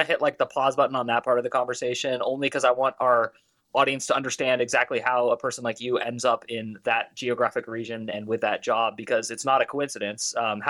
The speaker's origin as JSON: {"language": "English", "town": "Berkeley", "region": "California", "country": "United States", "tie": "born or raised there", "also_born_or_lived": "Portland, Oregon", "moved": "as an adult", "said": "I grew up in Berkeley, California."}